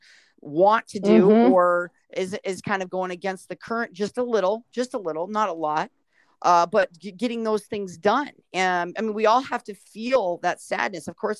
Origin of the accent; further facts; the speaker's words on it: Southern California, United States; I was born and raised in Southern California